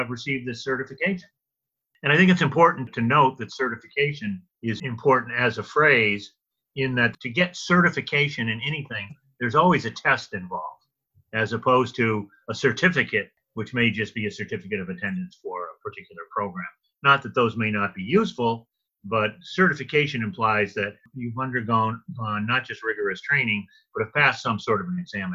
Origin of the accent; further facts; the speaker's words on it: Louisiana, United States; my home state of Louisiana